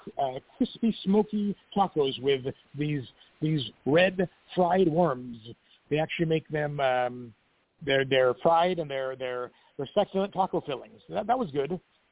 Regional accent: Greece; now in Mexico; To begin with, you know, I'm from Greece, and, you know, I reside in Mexico.

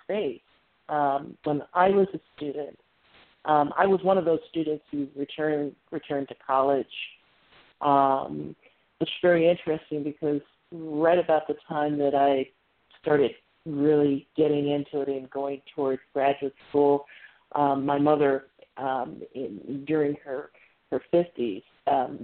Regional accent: Northern Ohio, United States; accent: slight twang; I'm from Northern Ohio. And so we both have that sort of slight twang

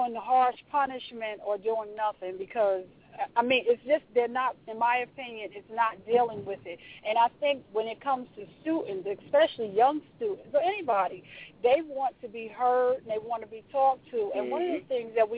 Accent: Orange, New Jersey, United States; I'm from Orange, New Jersey

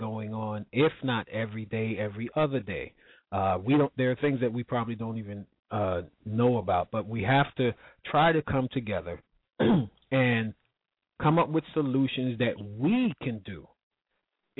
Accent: New York, United States; my hometown of New York

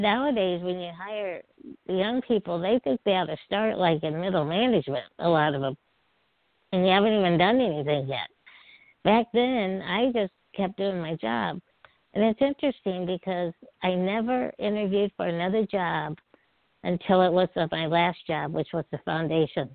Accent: Peoria, Illinois, United States; I grew up in Peoria, Illinois, which is right in the middle of the state

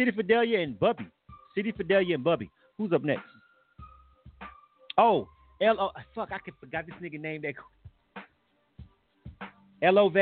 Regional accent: Florida, United States; I'm from Florida

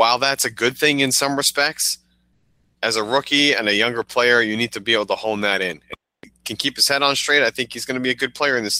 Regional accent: Arlington, Massachusetts, United States; my hometown, Arlington, Massachusetts

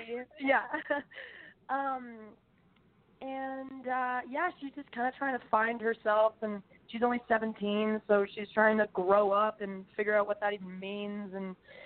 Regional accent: Vancouver, British Columbia, Canada; my hometown of Vancouver, Canada

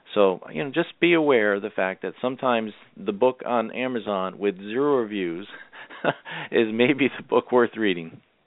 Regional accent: Massachusetts, United States; I am originally from Massachusetts

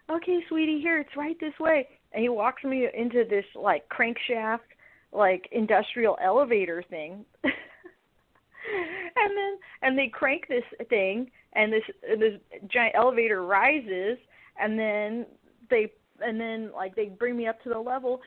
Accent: Los Angeles, California, United States; moved away; also born or lived in Portland, Oregon; I'm originally from Los Angeles.

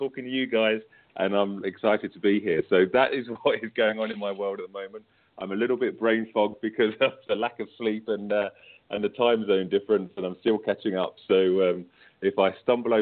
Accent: United Kingdom; accent: British; you can tell from me, from my accent, obviously, that I'm British

